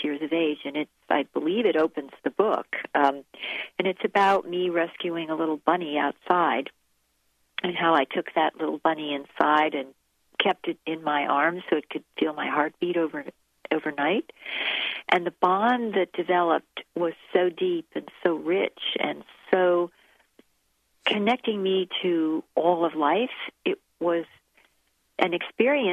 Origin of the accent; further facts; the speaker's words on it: New Jersey, United States; I'm a Jersey girl